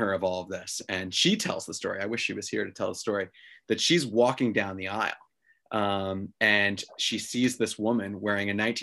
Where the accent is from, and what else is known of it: New York City, New York, United States; born or raised there